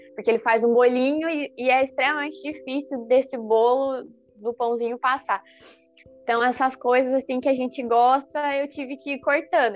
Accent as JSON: {"language": "Portuguese", "town": "Curitiba", "region": "Paraná", "country": "Brazil", "moved": "as an adult", "lives_now": "Criciúma, Brazil", "said": "eu sou de Curitiba uhum. e eu uhum. tô aqui em Criciúma um ano e meio."}